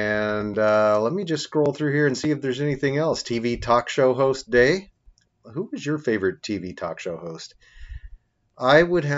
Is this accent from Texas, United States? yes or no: no; Avenal, California, United States; moved away; I was invited to promote my books in my hometown.